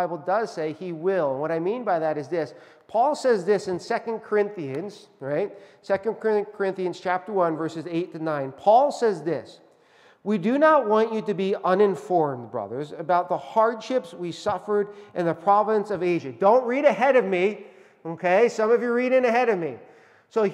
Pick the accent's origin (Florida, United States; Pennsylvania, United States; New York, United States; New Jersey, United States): Pennsylvania, United States; Northeast; I was born in Northeast Pennsylvania, where the home of the coal miners who worked really, really hard